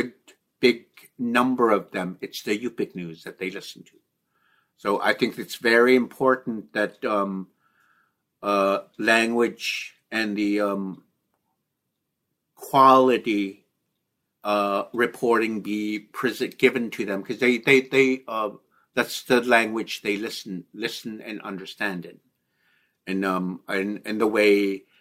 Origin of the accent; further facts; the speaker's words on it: Nunapitchuk, Alaska, United States; I'm originally from Nunapichuk